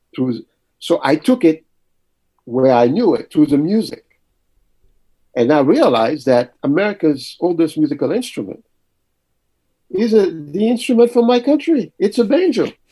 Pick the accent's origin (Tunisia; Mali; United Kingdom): Mali; also born or lived in Paris, France; now in United States; I was born in Paris, but very early my parents moved back to Mali.